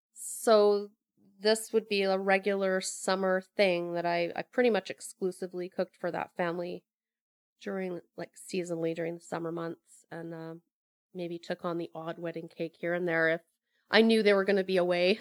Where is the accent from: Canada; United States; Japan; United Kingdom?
Canada; Sooke, British Columbia; moved away as an adult; also born or lived in Alberta / Victoria; now in Pender Island, Canada; I grew up in Sioux, went to school there, went to high school there